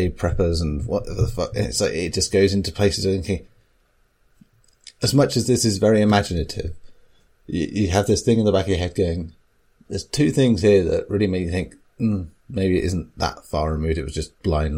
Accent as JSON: {"language": "English", "region": "England", "country": "United Kingdom", "said": "I'm from South"}